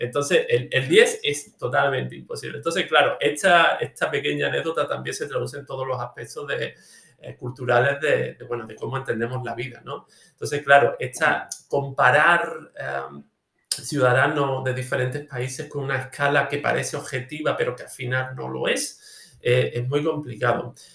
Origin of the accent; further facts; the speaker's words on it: Olvera, Andalusia, Spain; de mi pueblo, Olvera, en la Sierra de Cádiz